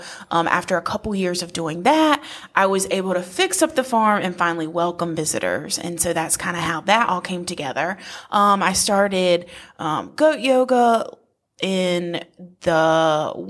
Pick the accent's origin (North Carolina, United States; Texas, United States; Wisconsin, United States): North Carolina, United States; Wilson; I am from Wilson, so 10 minutes from Lucama, and like I said, raised in a neighborhood